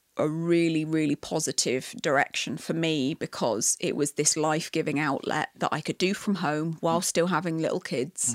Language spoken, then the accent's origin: English; England, United Kingdom; moved away as an adult; now in Canada; I love aspects of being British that I love